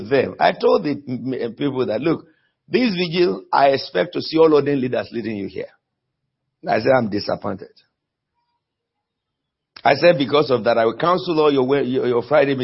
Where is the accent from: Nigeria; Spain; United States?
Nigeria; now in United Kingdom; I was born in Nigeria and I was sent by God to United Kingdom.